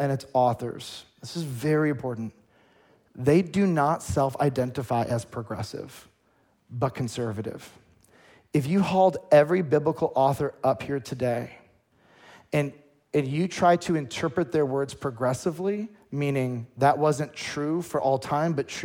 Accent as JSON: {"language": "English", "country": "United States", "said": "as an American"}